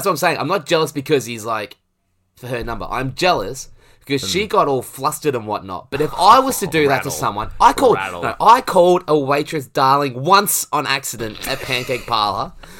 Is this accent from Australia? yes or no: yes; Australia; because I'm an Aussie cricket fan, there's not a lot of love lost.